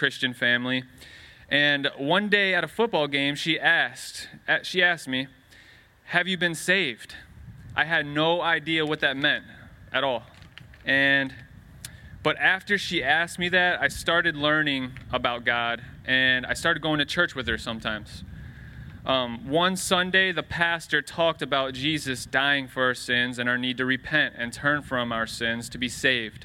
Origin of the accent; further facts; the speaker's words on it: Lucas, Ohio, United States; also born or lived in Medina, Ohio; Then my parents, my brother, and I moved to Lucas, Ohio, a small country town with one traffic light, where I was raised until the end of eighth grade